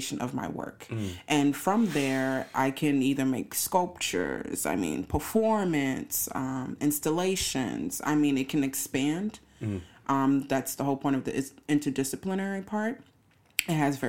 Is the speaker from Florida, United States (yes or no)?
yes; Miami, Florida, United States; also born or lived in St. Thomas, U.S. Virgin Islands; now in Chicago, United States; raised in Miami, Florida